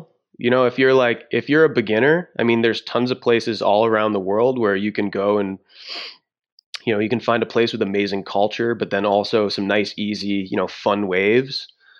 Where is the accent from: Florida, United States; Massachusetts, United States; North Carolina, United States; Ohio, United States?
Massachusetts, United States; Yeah. So I'm from Southern Massachusetts actually.